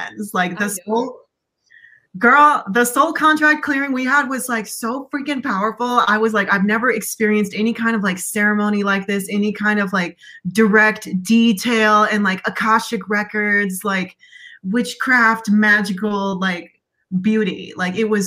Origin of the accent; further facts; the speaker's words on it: the Bay Area, California, United States; I'm from the Bay, so we got the 415